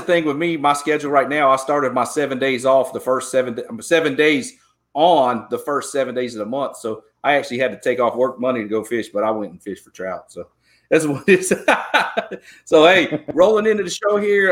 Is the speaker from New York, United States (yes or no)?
no; Georgia, United States; now in Texas, United States; I grew up in Georgia.